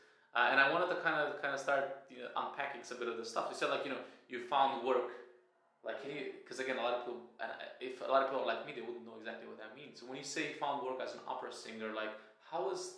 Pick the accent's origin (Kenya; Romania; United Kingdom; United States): Romania; moved away; when I was like growing up in Romania.